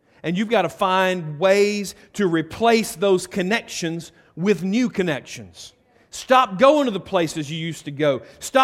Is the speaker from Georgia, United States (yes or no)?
yes; Carrollton, Georgia, United States; also born or lived in Bremen; now in Buchanan, United States; I grew up in Carrollton